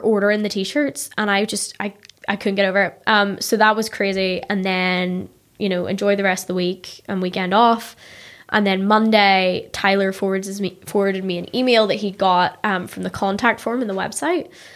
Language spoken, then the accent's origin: English; Ballymena, Northern Ireland, United Kingdom; moved away as an adult; now in New York, United States; I grew up in Ballymena